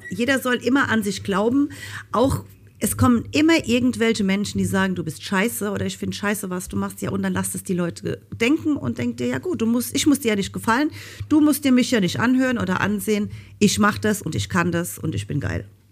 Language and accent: German; Rhineland-Palatinate, Germany; ich komme ja aus Rheinland-Pfalz. Und ähm, eigentlich hört man das auch und ich versuche immer, mich zu bemühen, einigermaßen Hochdeutsch zu reden